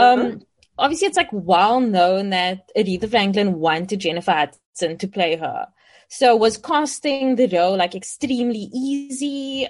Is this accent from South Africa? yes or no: yes; South Africa; as South Africans